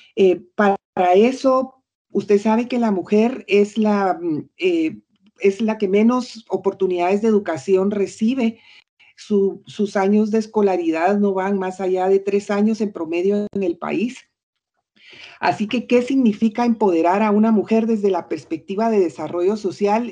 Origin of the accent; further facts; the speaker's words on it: Guatemala; moved away as an adult; also born or lived in United States; viví como 16 años fuera de Guatemala en Estados Unidos.